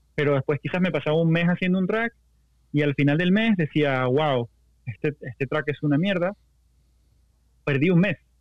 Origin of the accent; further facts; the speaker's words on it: Venezuela; moved away; yo soy ultra venezolano